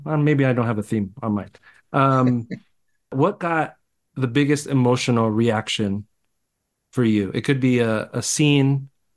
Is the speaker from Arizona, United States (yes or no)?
yes; Arizona, United States; I was born in Arizona